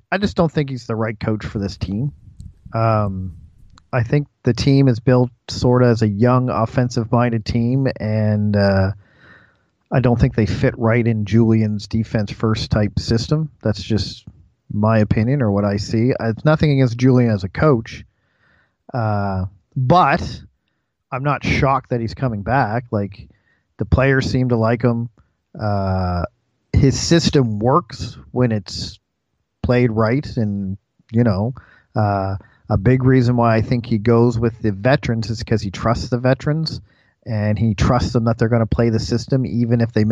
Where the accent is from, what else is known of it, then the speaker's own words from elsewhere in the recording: Canada; we're Canadian